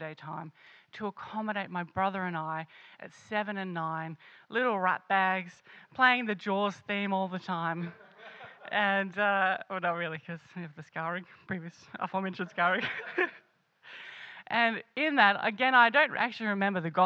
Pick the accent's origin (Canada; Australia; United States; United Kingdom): Australia; Sydney, New South Wales; moved away; also born or lived in Canberra; I grew up mostly in Sydney, and then I moved to Canberra